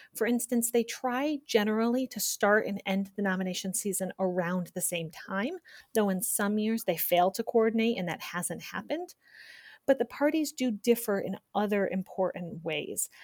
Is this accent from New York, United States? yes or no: yes; New York, United States; now in Virginia, United States; I grew up in New York State and first registered to vote in New York